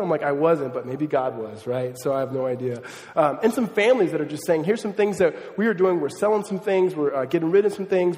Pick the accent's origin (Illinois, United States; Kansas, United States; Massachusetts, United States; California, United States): California, United States; suburbs of Southern; also born or lived in Mississippi / Los Angeles; moved me from Los Angeles to the suburbs of Southern California